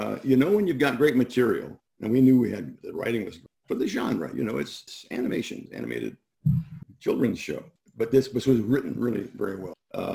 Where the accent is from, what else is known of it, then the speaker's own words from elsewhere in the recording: Midwest, United States; I don't know about that, but I'm from the Midwest, which is very southern in a way.